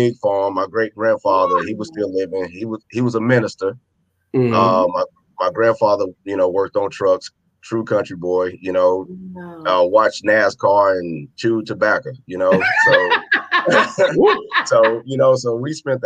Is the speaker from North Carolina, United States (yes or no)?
yes; Charlotte, North Carolina, United States; I'm born and raised in Charlotte